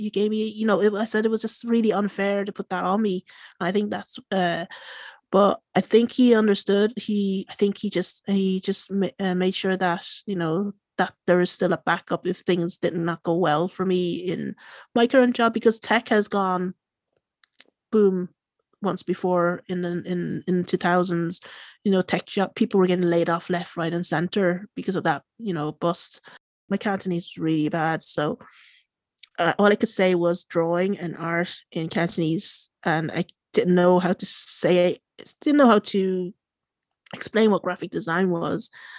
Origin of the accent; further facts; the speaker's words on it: Ireland; Being Irish, I think I just, being able to go out in a social setting and just having a good laugh in a pub.